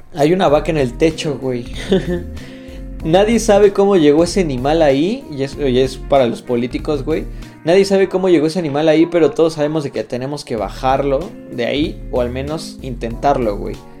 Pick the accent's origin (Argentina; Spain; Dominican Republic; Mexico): Mexico; somos mexicanos nosotros